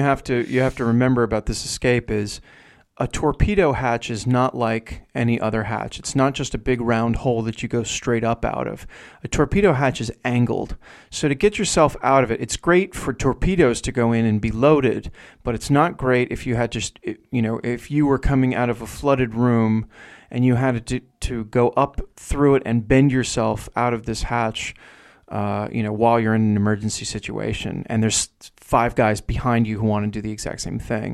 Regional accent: New Jersey, United States; accent: New Jersey; my New Jersey accent is really strong.

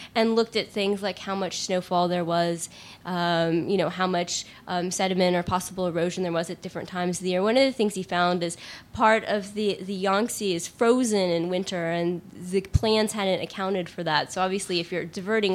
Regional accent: United States; I'm obviously an American

